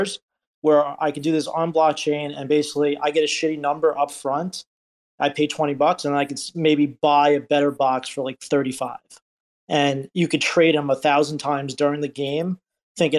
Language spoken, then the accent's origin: English; New York, United States; I'm a New Yorker